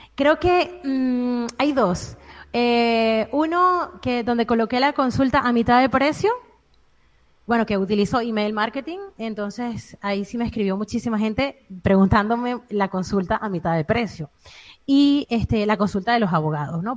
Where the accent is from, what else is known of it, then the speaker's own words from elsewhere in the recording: Venezuela; moved away as an adult; now in Spain; nací en Venezuela, em, tengo siete años fuera del país